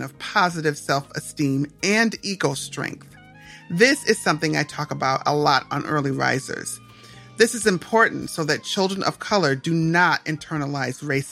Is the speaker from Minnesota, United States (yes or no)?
yes; Minnesota, United States; also born or lived in Atlanta, Georgia; I grew up in Minnesota in the 1970s and 80s.